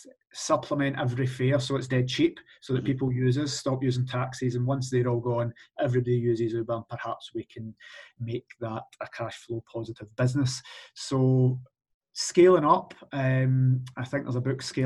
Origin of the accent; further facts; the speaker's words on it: England, United Kingdom; now in Scotland, United Kingdom; I was born in England. I'm actually English.